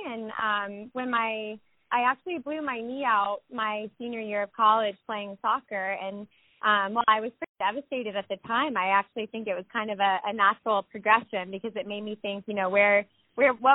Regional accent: Snellville, Georgia, United States; I grew up in Snellville, Georgia

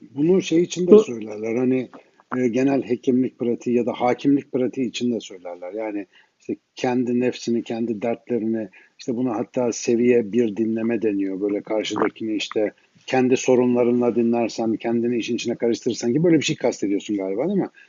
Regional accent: Ankara, Turkey; now in Istanbul, Turkey; ben Ankaralıyım

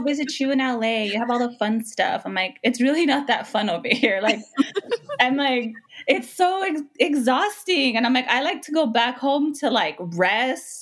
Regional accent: Los Angeles, California, United States; also born or lived in Window Rock, Arizona; I was born and raised in Los Angeles

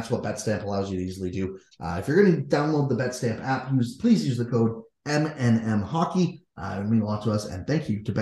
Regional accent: Kitchener-Waterloo area, Ontario, Canada; we're from the Kitchener-Waterloo area

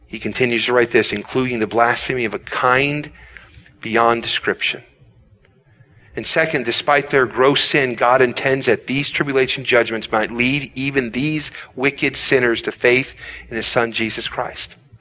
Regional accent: United States; as American people. I believe this our country is great

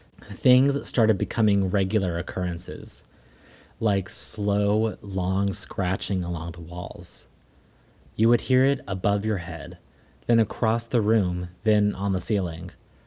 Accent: North Carolina, United States; born there; moved away as an adult; It all started shortly after I moved from North Carolina to South Carolina. My family is from there, but I was born in North Carolina. I was in my mid-20s then.

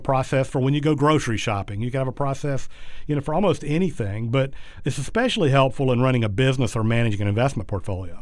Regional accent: South Georgia, United States; when I was really young, growing up in South Georgia

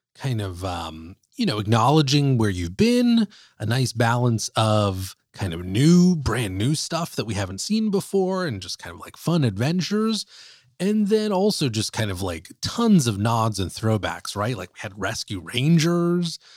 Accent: Bay Area, California, United States; we're from, we're from the Bay Area up north

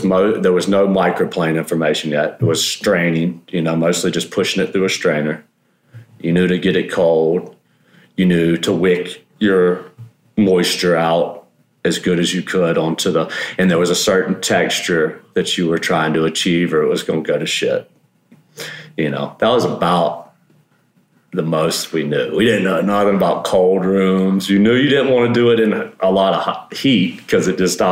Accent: South Mississippi, United States; also born or lived in California; now in Santa Rosa, United States; I grew up in South Mississippi, which was crazy, crazy place to grow up

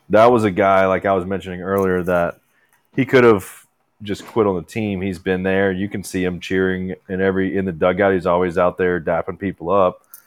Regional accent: Louisiana, United States; I'm from Louisiana

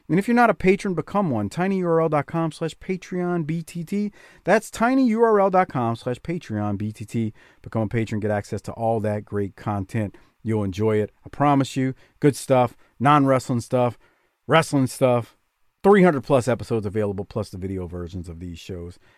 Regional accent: Canada; and I'm a Canadian. I don't like hockey, though.

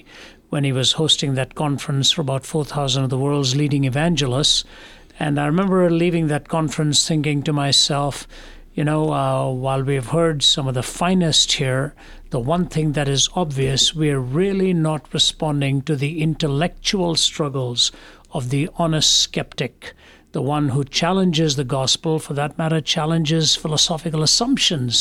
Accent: Delhi, India; moved away; also born or lived in Kerala / Chennai; I was raised in Delhi, which is in the north

